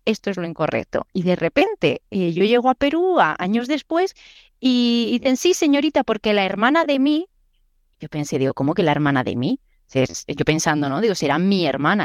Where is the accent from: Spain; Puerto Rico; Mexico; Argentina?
Spain; soy española